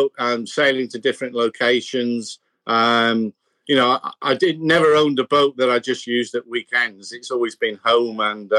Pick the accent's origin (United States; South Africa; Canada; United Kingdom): United Kingdom; born there; also born or lived in New Zealand / Australia; Well, originally the UK, but I'm a bit of a street dog because I was born in the UK.